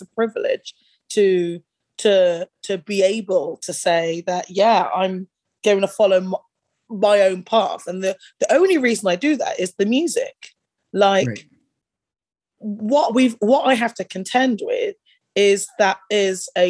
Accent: United Kingdom; growing up in that era in the UK

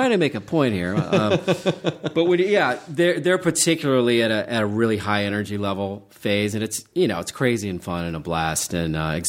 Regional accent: Charleston, West Virginia, United States; I kind of grew up near Pittsburgh. I grew up in Charleston, West Virginia, which is a great freaking city.

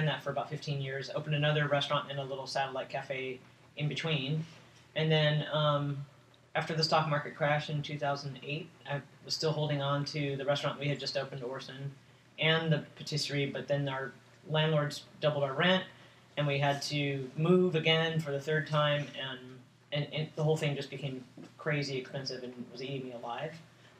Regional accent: Los Angeles, California, United States; also born or lived in San Francisco; I was born in San Francisco, but I grew up in Los Angeles, and then I moved to San Francisco in the late 80s to finish college

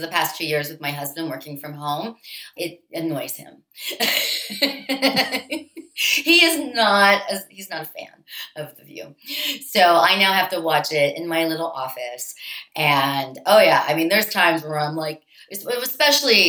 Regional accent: Pittsburgh, Pennsylvania, United States; I grew up in Pittsburgh

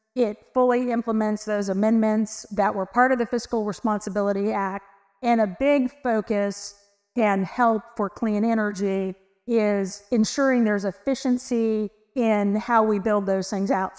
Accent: Texas, United States; I am from Texas

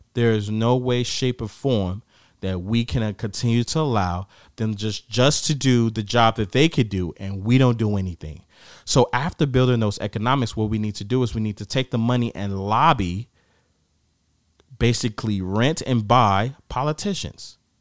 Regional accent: Gary, Indiana, United States; I'm from Gary.

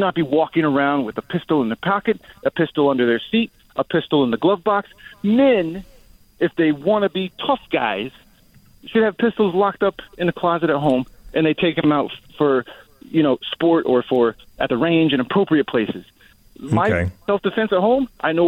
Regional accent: Kansas, United States; moved away as an adult; now in Miami, United States; I'm from Kansas originally.

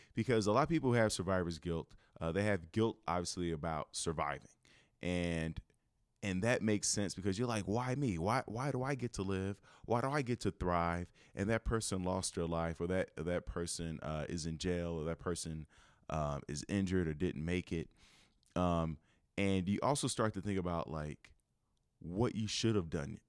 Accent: Chicago, Illinois, United States; moved away as an adult; I'm from Chicago and where I lived, I lived in the middle of the city

